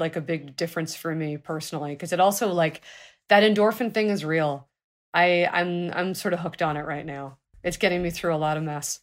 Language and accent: English; Los Angeles, California, United States; I was born in Los Angeles.